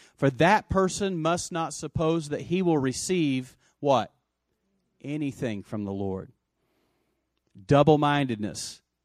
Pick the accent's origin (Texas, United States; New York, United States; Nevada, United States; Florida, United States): Texas, United States; West; I grew up in West Texas